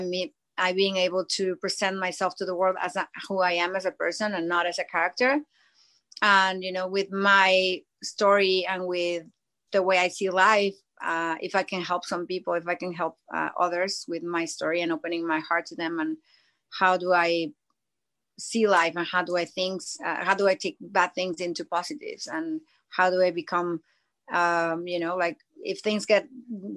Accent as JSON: {"language": "English", "region": "Mexico City", "country": "Mexico", "tie": "born or raised there", "moved": "as an adult", "lives_now": "United States", "said": "I lived in Mexico my most of my life, until 16, 17 years ago. And then when I moved to the States"}